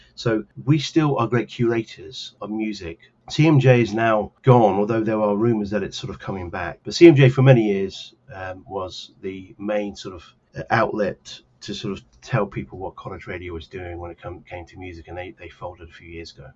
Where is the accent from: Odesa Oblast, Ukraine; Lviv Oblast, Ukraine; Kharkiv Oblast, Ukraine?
Lviv Oblast, Ukraine; Lviv; I'm from Lviv